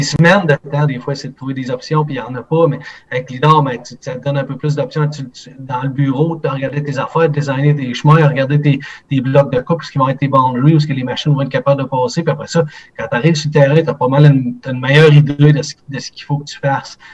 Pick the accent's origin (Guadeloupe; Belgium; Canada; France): Canada; Quebec; chez nous au Québec